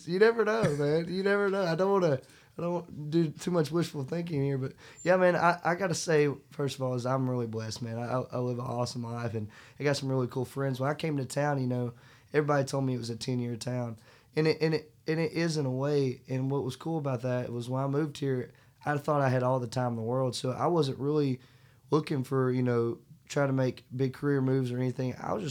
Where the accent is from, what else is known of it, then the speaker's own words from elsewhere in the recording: Nashville, Arkansas, United States; moved away as an adult; also born or lived in Murfreesboro, Arkansas; now in Nashville, United States; I'm originally from Nashville, Arkansas, and I moved to Tennessee about a year and guess going on a year and 11 months ago.